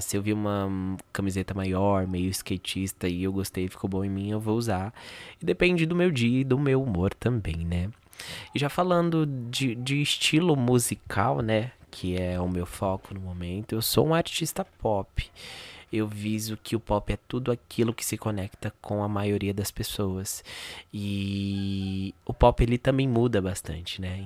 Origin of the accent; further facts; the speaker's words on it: São Paulo, Brazil; eu sou aqui da Zona Norte de São Paulo, né? Uh, da Brasilândia, mais precisamente. Nasci aqui, fui criado aqui